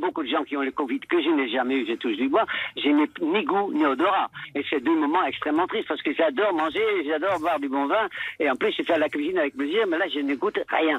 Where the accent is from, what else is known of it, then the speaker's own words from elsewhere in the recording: Netherlands; accent: Dutch; French is a second language; moved away as an adult; now in France; je suis toujours de nationalité néerlandaise parce qu'à l'époque il n'y avait pas le double nationalité, vous ne vous voulez pas perdre le mien, mais j'ai quand même passé les premiers 20 ans aux Pays-Bas donc ça donne quand même la forme de la manière de, parler, mon accent